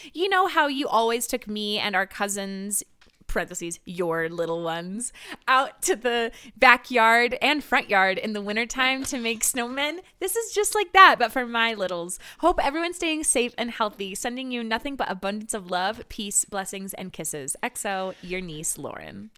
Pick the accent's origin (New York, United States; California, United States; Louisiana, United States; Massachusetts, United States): California, United States; also born or lived in Salt Lake City, Utah; growing up in California